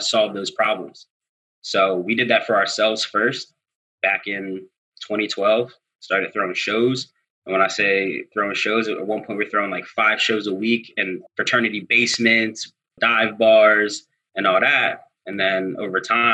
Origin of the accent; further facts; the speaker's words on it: Philadelphia, Pennsylvania, United States; if you're from Philly, my family's from Germantown. We come from Wayne Junction.